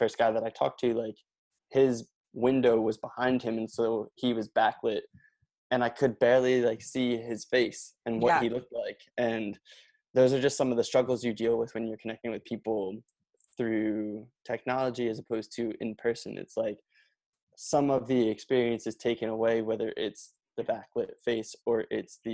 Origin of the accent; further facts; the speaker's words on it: Norristown, Pennsylvania, United States; I grew up in Norristown